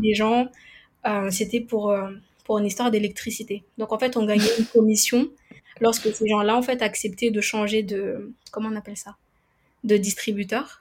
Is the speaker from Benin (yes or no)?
no; Madagascar; now in Réunion, France; je suis originaire de Madagascar et je vis à La Réunion